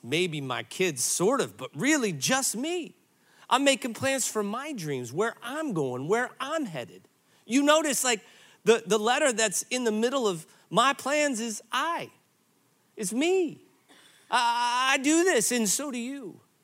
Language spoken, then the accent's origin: English; Granite City, Illinois, United States; moved away; I grew up in Granite City, Illinois